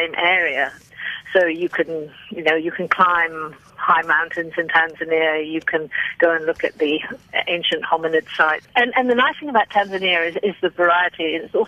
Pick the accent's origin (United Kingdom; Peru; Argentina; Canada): United Kingdom; moved away as an adult; now in South Africa; I'm actually British, and I came to South Africa 18 years ago